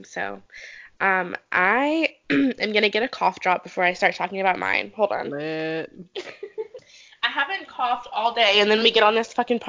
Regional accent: North Carolina, United States; So I grew up in North Carolina.

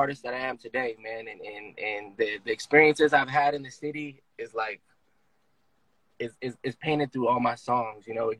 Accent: Oceanside, California, United States; I'm born and raised in Oceanside. I grew up in Oceanside in a section called Fireside, in Oceanside. Oceanside is very diverse. It's a developing city

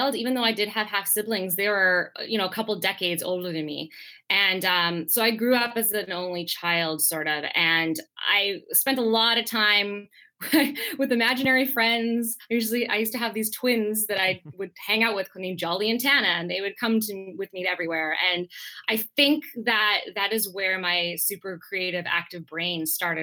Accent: Langley, British Columbia, Canada; also born or lived in Napa Valley, California / Singapore / Philippines; I grew up mostly here in Langley, which is about 45 minutes outside of Vancouver

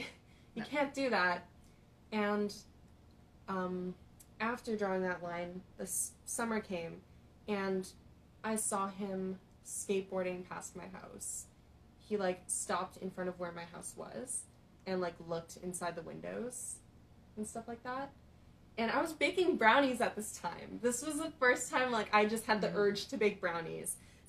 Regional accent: Philippines; I've experienced so many guys who are just attracted to me because I'm Filipino

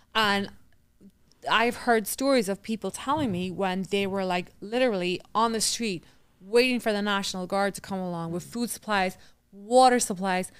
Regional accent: Newry, Northern Ireland, United Kingdom; moved away as an adult; also born or lived in Queens, New York; now in Island Park, United States; the town that I grew up in, which is in Newry

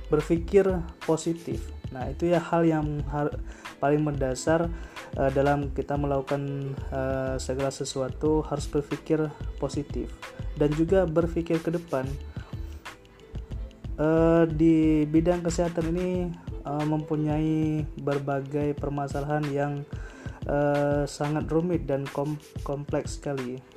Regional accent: Sigli, Aceh, Indonesia; now in Malang, Indonesia; asal dari Sigli

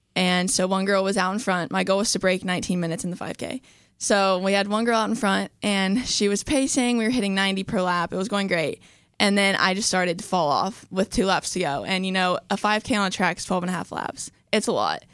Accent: Charleston, West Virginia, United States; I'm from Charleston, West Virginia

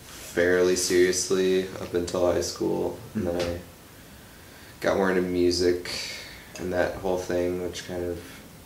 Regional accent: Pewaukee, Wisconsin, United States; Pewaukee. Yeah.

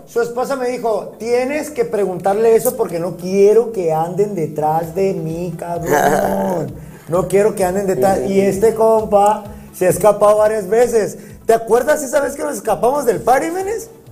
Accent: Mexico; así somos los mexicanos

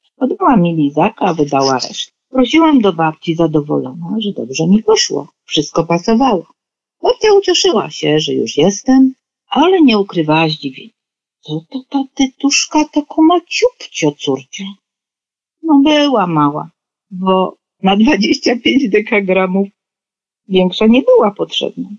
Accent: Poznań, Greater Poland, Poland; born or raised there

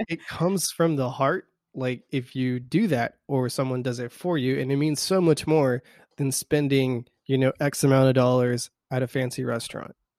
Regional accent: South Texas, United States; we're from South Texas

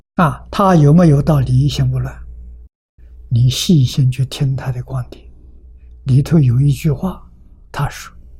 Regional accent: China; 我们中国人叫量大

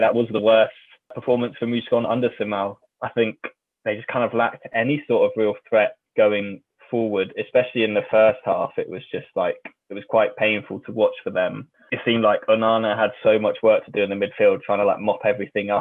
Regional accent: England, United Kingdom; as an Englishman

